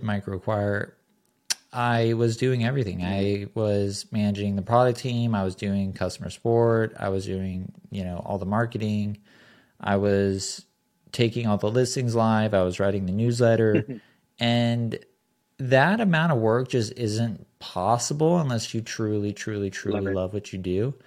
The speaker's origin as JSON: {"language": "English", "region": "Southern California", "country": "United States", "tie": "born or raised there", "said": "I grew up in Southern California"}